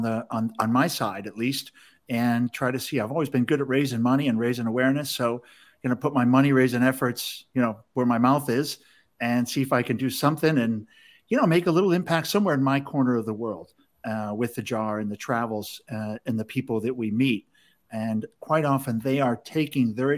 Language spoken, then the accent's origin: English; Chicago, Illinois, United States; I'm from Chicago. We always say you guys.